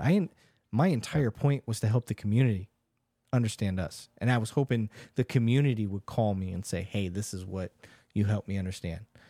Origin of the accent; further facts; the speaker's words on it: Michigan, United States; I grew up in Michigan